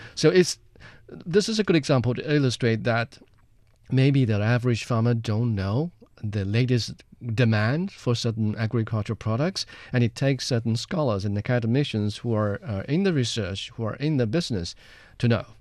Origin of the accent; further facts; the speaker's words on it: Jiangxi, China; my hometown, Jiangxi Province